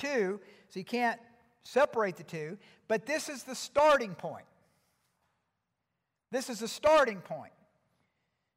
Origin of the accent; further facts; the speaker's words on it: Georgia, United States; now in Colorado Springs, United States; I'm from Georgia